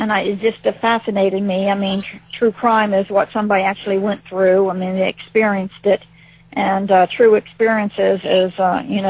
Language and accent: English; Ohio, United States; moved away; I'm originally from Ohio, a small town in Ohio